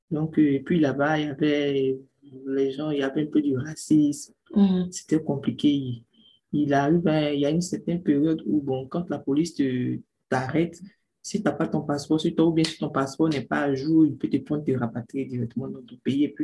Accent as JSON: {"language": "French", "country": "Côte d’Ivoire", "also_born_or_lived": "Tunisia", "moved": "as an adult", "lives_now": "France", "said": "ivoirienne, je viens de la Côte d'Ivoire. J'ai cinq ans"}